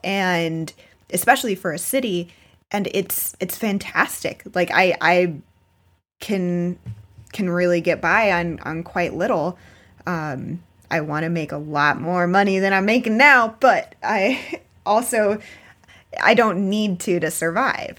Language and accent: English; South Florida, United States; moved away; also born or lived in Baltimore; I grew up in South Florida, um, in a very kind of touristy, beachy area